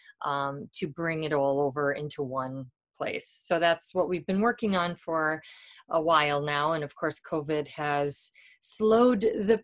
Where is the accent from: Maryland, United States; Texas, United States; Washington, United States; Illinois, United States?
Illinois, United States; Chicago; I grew up in Wrigleyville before there were lights.